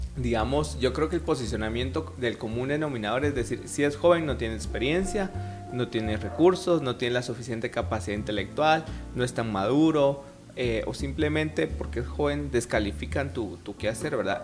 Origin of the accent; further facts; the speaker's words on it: Guatemala; nuestra visión como sociedad guatemalteca